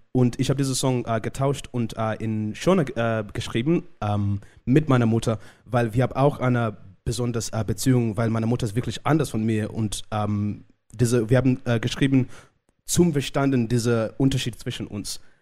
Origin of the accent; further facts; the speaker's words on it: Zimbabwe; first language Shona; German is a second language; moved away; ich komme aus Zimbabwe, ich bin in Zimbabwe geboren